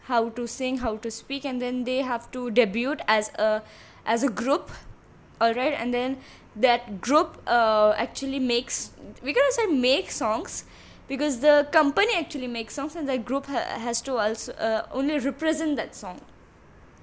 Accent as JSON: {"language": "English", "country": "India", "said": "I'm from India"}